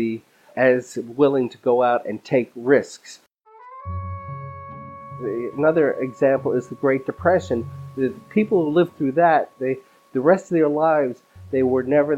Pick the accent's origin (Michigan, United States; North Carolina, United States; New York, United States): New York, United States; as a New Yorker